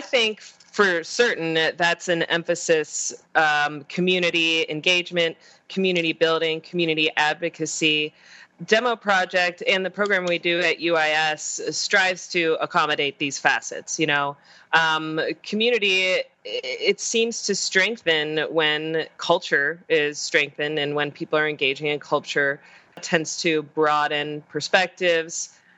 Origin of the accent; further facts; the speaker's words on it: Pittsburgh, Pennsylvania, United States; also born or lived in Utah / Minnesota; now in Springfield, United States; I'm originally from Pennsylvania, Pittsburgh